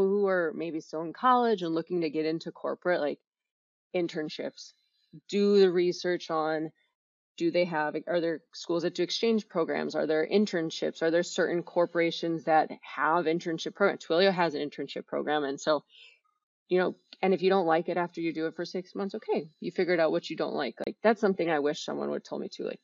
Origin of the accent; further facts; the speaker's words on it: Wisconsin, United States; also born or lived in Miami, Florida; I grew up in Wisconsin